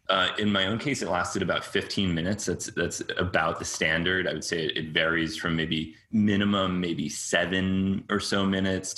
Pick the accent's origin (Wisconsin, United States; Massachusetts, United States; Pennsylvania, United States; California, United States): Massachusetts, United States; Cambridge; also born or lived in New York; I was born there and lived there as a young child, but I was raised mostly in Cambridge, Massachusetts